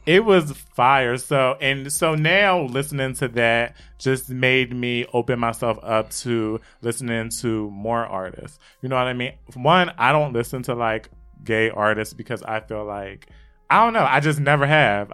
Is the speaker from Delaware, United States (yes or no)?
yes; Wilmington, Delaware, United States; I live, I'm from Wilmington, Delaware, so I was close to Philly